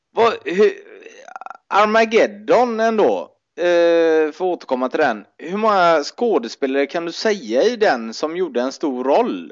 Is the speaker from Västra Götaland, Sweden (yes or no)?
yes; Gothenburg, Västra Götaland, Sweden; som göteborgare fick vi ju ofta det i Bamba